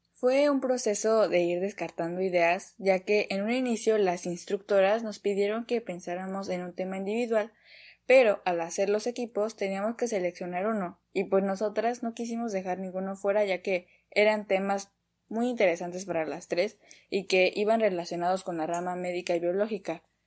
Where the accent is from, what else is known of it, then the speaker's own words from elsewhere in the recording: Mexico City, Mexico; soy de la Ciudad de México